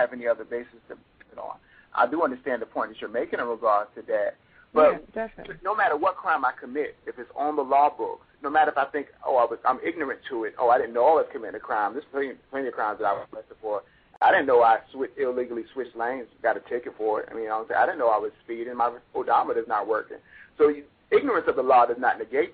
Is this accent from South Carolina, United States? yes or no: yes; South Carolina, United States; We're from South Carolina